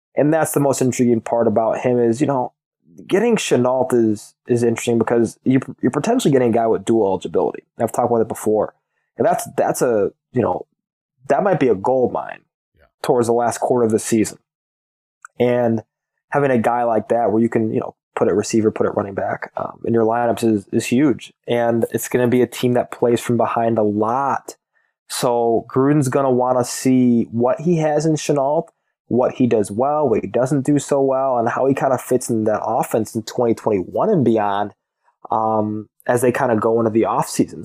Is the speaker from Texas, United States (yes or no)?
no; Illinois, United States; I'm, I'm from Illinois